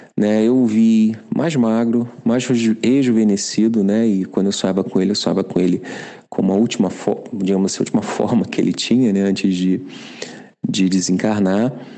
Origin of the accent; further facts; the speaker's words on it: Rio de Janeiro, Brazil; moved away as an adult; now in Germany; eu sou carioca, eu tenho 50 anos, e há cinco anos eu moro e trabalho na Alemanha